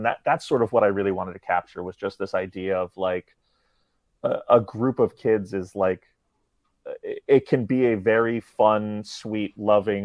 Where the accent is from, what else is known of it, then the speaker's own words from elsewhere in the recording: New York City, New York, United States; growing up in New York City.